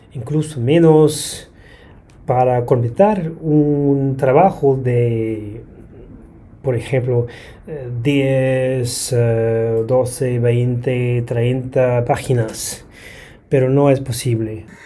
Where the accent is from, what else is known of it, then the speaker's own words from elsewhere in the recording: Brisbane, Queensland, Australia; Spanish is a second language; soy de y vivo en Brisbane, aquí en Australia.